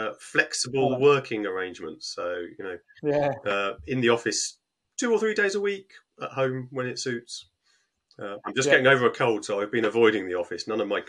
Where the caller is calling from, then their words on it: Harpenden, East of England, United Kingdom; Just outside of London, Harpenden.